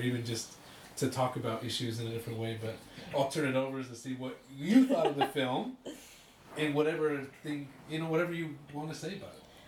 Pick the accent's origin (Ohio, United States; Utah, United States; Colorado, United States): Utah, United States; I grew up in Utah